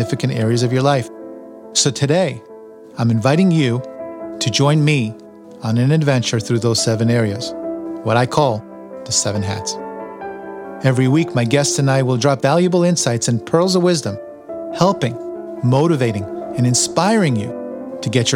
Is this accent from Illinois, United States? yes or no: no; New York City, New York, United States; moved away as an adult; also born or lived in East Meadow, New York / Binghamton, New York / New Jersey; I grew up in Queens and I lived in Long Island in East Meadow for a few years